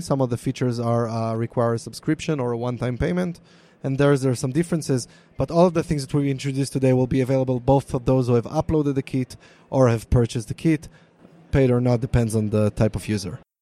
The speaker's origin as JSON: {"language": "English", "country": "Israel", "accent": "Hebrew", "second_language": "English", "said": "my Hebrew accent"}